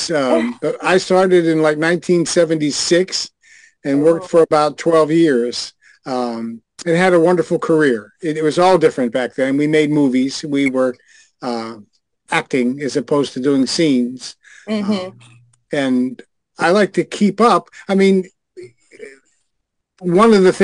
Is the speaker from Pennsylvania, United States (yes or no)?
yes; Pittsburgh, Pennsylvania, United States; I'm from Pittsburgh, Pennsylvania